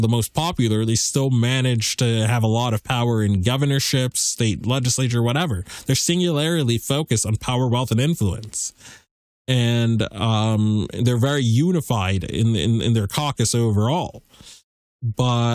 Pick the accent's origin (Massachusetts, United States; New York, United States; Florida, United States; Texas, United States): Massachusetts, United States; my home state of Massachusetts